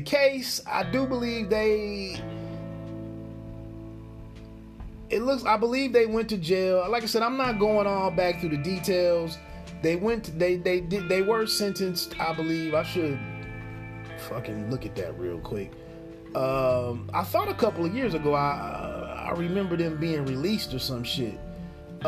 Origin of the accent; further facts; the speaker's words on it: Dayton, Ohio, United States; also born or lived in San Diego, California; I'm home from the Navy, from San Diego, back here in Dayton, Ohio.